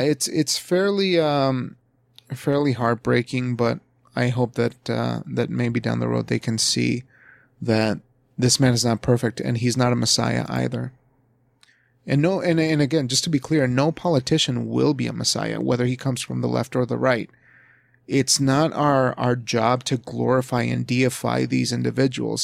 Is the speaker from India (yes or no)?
no; United States; where I come from as an American